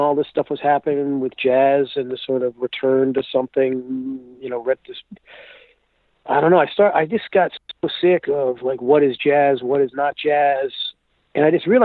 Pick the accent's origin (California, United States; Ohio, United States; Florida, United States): Florida, United States; South; I grew up in South Florida